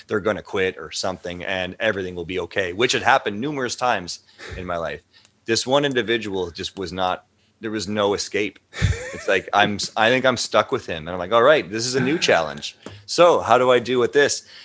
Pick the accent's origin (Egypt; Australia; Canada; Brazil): Canada; as a Canadian citizen since birth for 40 years